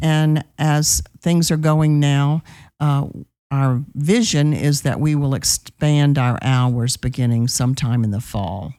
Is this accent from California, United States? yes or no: no; New Orleans, Louisiana, United States; moved away as an adult; now in Texas, United States; I am from New Orleans, Louisiana